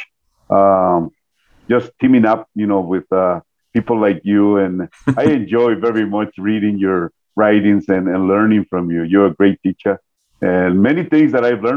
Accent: New York, United States; moved away as an adult; also born or lived in Guatemala; now in Colombia; I grew up in the States, part of my life, about 23 years of my life. I grew up in New York

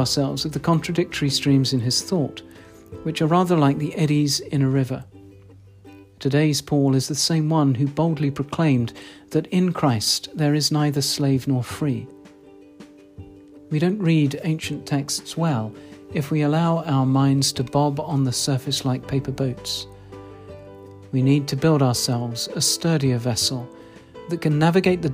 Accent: RP, England, United Kingdom; accent: RP; My unfashionable RP accent

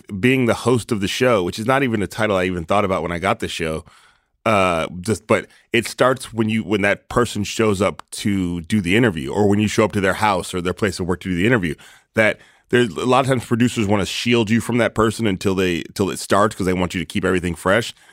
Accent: East Palo Alto, California, United States; I was born in East Palo Alto, or, uh, that's where my parents were when I was born

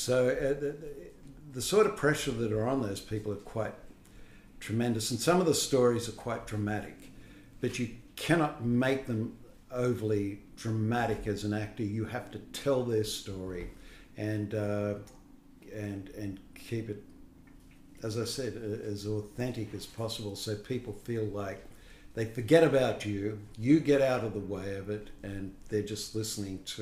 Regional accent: Kapiti, New South Wales, Australia; also born or lived in Sydney; I was born in Sydney. And then when when I was about 4 years old, my parents separated and I went to live with my mother's family in a little place called Kapiti. It was between Lithgow and Mudgee

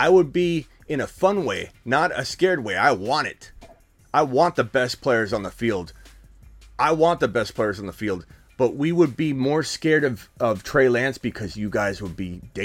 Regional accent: Arizona, United States; I'm a Cardinal fan. I'm from Arizona

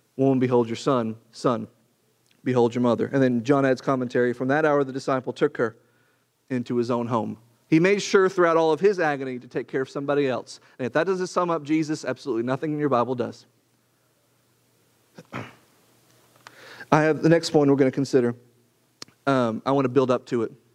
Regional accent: Arkansas, United States; When I was born, I was born in Arkansas

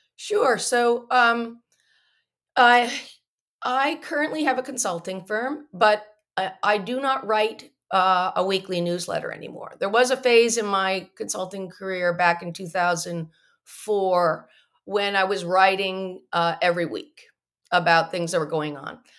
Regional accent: Morristown, New Jersey, United States; I grew up in Morristown, New Jersey

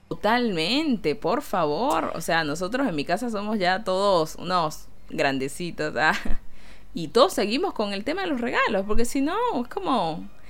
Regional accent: Caracas, Capital District, Venezuela; también tiene un acento muy diferente al que tenemos en Caracas

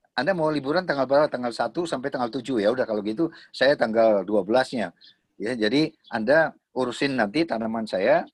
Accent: Surakarta, Central Java, Indonesia; also born or lived in Tawangmangu; saya lahir di Solo

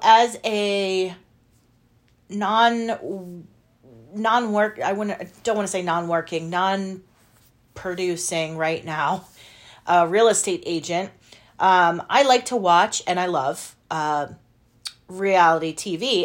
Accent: United States; as an American

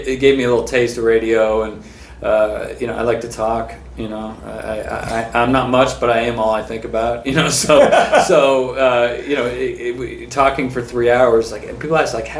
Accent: San Francisco, California, United States; I was born in San Francisco, born and raised.

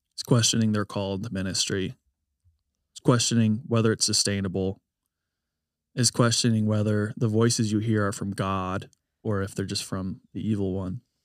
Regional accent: United States; I love being an American

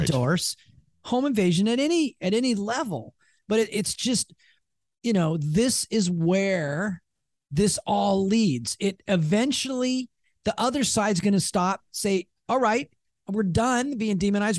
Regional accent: Seattle, Washington, United States; we're from Seattle

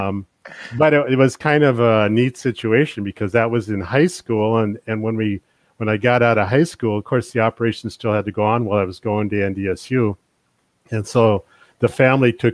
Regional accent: Bottineau, North Dakota, United States; I'm originally from the Botno area. I grew up on a farm. It was about a 5,000 acre farm just east of Botno

